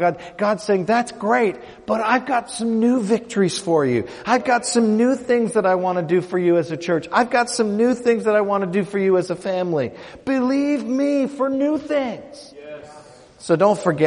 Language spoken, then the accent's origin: English; Canada; I'm from Canada